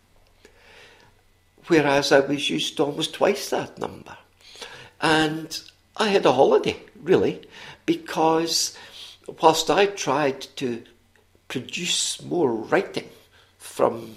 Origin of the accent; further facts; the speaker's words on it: Scotland, United Kingdom; accent: Scottish; also born or lived in Missoula, Montana; my Scottish accent was a sort of passport to so many places and people